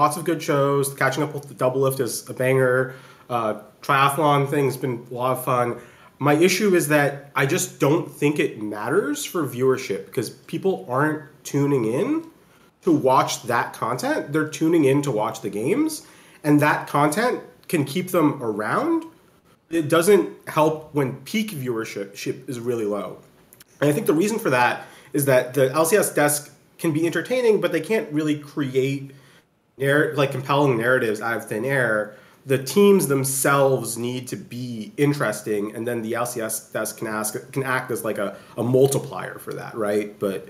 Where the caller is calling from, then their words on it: Boston, Massachusetts, United States; I'm calling from Boston, Massachusetts.